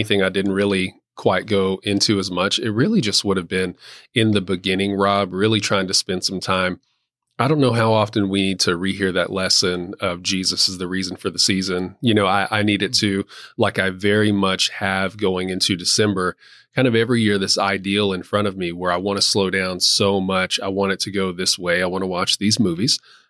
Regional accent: Texas, United States; I am from West Texas.

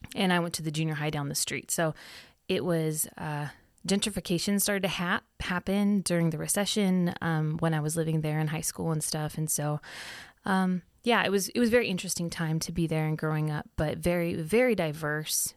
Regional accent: Sunnyvale, California, United States; moved away; also born or lived in Arizona; I, um, grew up in Cupertino in Sunnyvale.

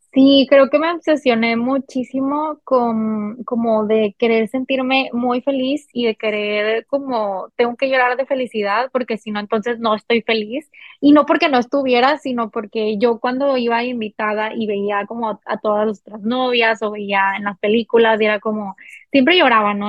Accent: Monterrey, Nuevo León, Mexico; soy de Monterrey, Nuevo León.

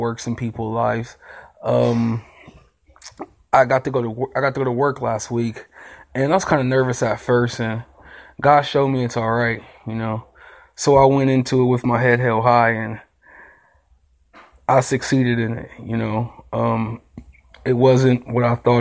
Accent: Akron, Ohio, United States; I'm from Akron, Ohio

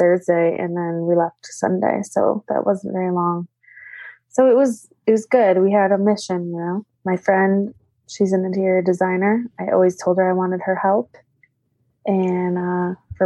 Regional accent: New York, United States; moved away as an adult; New York.

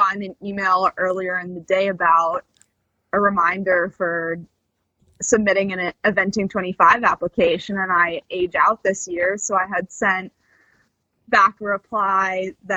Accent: Boston, Massachusetts, United States; now in Ocala, United States; I was born and raised in Boston, Massachusetts, in the city

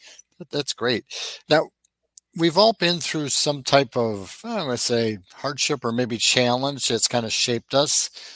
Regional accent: Midwest, United States; now in Southwest Florida, United States; I'm from the Midwest originally.

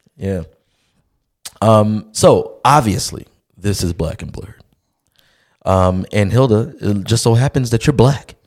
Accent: Baltimore, Maryland, United States; I'm from Baltimore

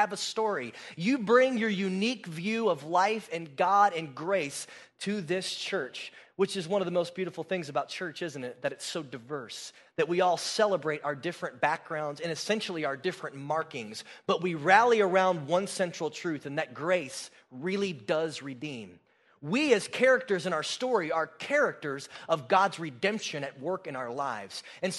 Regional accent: Florida, United States; moved away; also born or lived in New Jersey; I lived in Florida. I grew up in Florida. My dad was a pastor in a sleepy little beach town of 8,000 people. We lived across the street from the beach for 13 years.

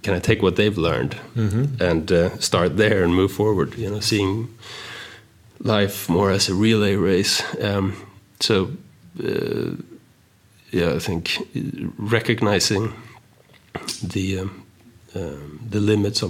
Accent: Stockholm, Stockholm County, Sweden; moved away as an adult; now in United States; I moved from Sweden to America when I was 19

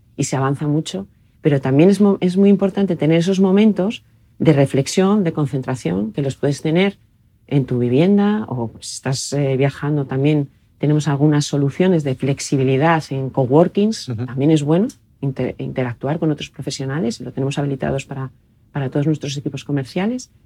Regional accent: Oviedo, Asturias, Spain; also born or lived in Brussels, Belgium; yo soy de Oviedo, estudié en el Colegio de los Jesuitas aquí en, Oviedo

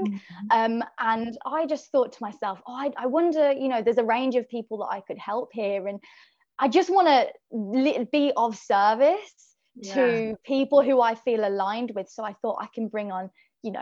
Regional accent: Birmingham, West Midlands, United Kingdom; now in London, United Kingdom; I'm from Birmingham in the UK, but I live in London

